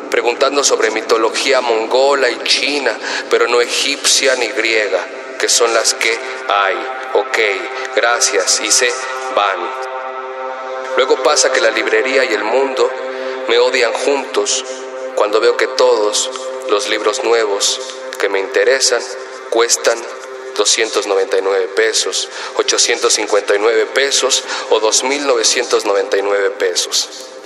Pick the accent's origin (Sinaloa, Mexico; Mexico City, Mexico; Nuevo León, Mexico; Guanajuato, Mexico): Mexico City, Mexico; born there; tengo 25 años, nací en Ciudad de México, soy autodidacta, soy poeta, MC y narrador